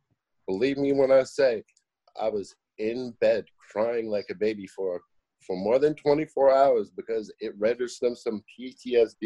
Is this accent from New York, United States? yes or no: yes; New York, United States; moved away; I was born and raised in New York